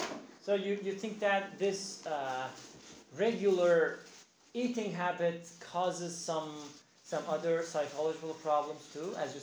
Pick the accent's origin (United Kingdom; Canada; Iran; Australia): Iran; I'm from Iran. Iranian